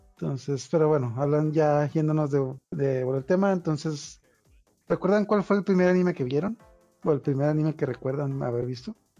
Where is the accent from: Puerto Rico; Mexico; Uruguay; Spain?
Mexico; now in Tijuana, Mexico; aquí todos somos de México